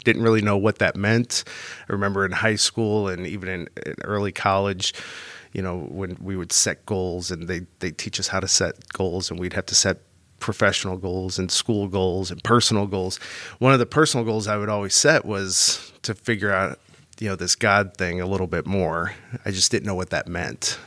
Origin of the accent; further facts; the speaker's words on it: St. Louis, Missouri, United States; I was raised Catholic here in Saint Louis